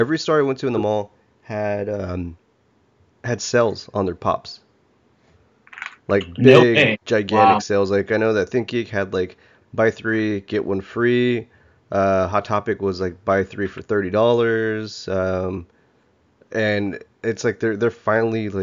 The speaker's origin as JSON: {"language": "English", "town": "Texas City", "region": "Texas", "country": "United States", "tie": "born or raised there", "said": "I grew up also in Texas City"}